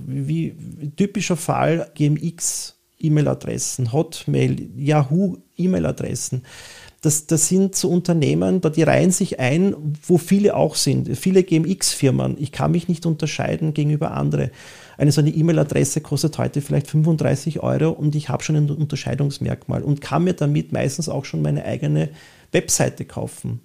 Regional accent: Vienna, Austria; typisch wienerisch, von, von … über …, …, da wo ich herkomme, da gehöre ich hin

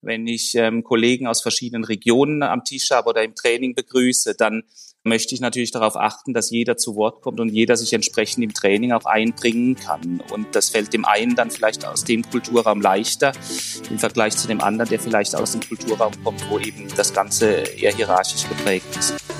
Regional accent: Germany; accent: German; moved away as an adult; now in Zurich, Switzerland; komme ursprünglich aus Deutschland, wie man meinem Akzent entnehmen kann

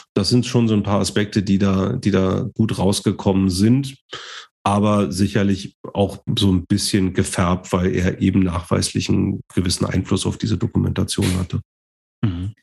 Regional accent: Germany; als Deutsche

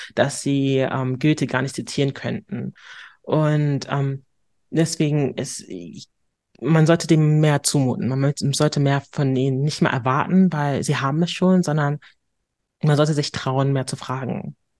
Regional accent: Hamburg, Germany; accent: northern German; ich bin Hamburgerin durch und durch

